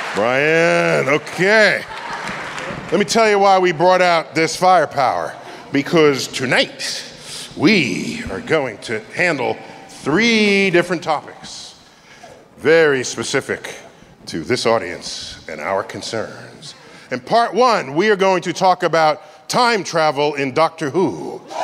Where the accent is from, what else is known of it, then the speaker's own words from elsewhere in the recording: New York, United States; This is my hometown.